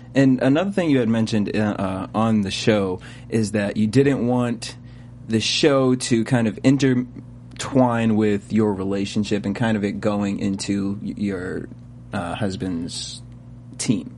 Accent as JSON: {"language": "English", "region": "East Coast", "country": "United States", "moved": "yes", "lives_now": "Los Angeles, United States", "said": "I'm from the East Coast, and so I know coming over to LA, there's a lot of adjustments."}